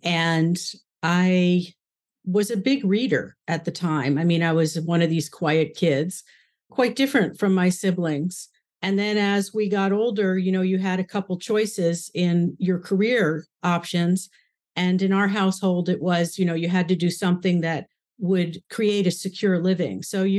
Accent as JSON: {"language": "English", "town": "New York City", "region": "New York", "country": "United States", "tie": "born or raised there", "said": "I was born in New York, just outside, first born in New York City, and then my parents moved outside of the city."}